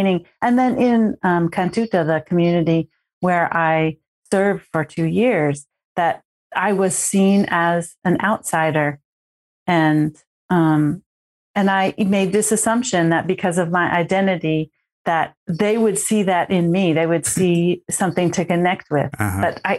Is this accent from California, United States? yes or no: yes; California, United States; also born or lived in Oregon / Washington; Even though I'm from a tribe from Northern California, I grew up in California, Oregon, and Washington State.